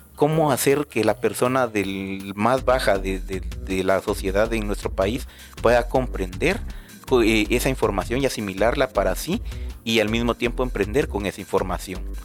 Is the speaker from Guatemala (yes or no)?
yes; Guatemala; lo cual nos beneficia a todos como guatemaltecos